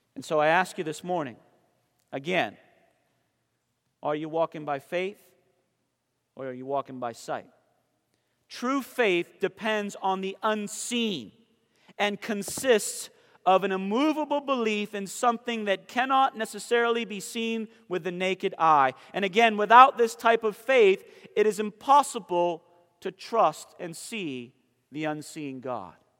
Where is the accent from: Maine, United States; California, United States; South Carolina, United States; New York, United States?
Maine, United States; Southern; now in Conover, United States; I'm from Southern Maine